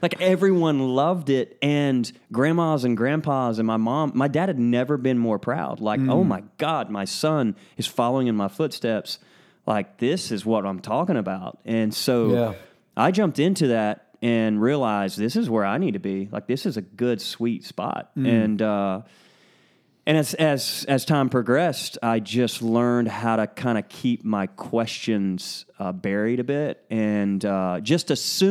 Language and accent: English; Lake City, Florida, United States; also born or lived in Alabama / Georgia / Tennessee; So I was born and raised in right outside of Gainesville, Florida, in Lake City.